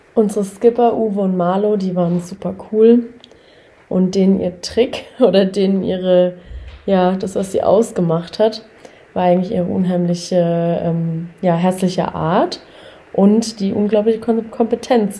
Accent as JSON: {"language": "German", "town": "Karlsruhe", "region": "Baden-Württemberg", "country": "Germany", "said": "ich komme aus Karlsruhe"}